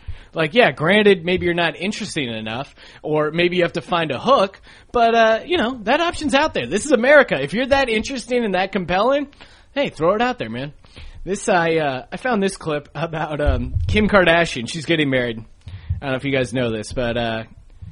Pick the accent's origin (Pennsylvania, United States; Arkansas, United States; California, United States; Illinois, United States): Pennsylvania, United States; Bethlehem; I grew up in Bethlehem, Pennsylvania